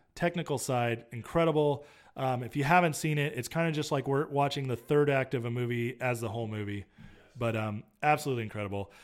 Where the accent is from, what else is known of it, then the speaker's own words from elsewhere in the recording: near Yosemite, California, United States; I grew up near Yosemite.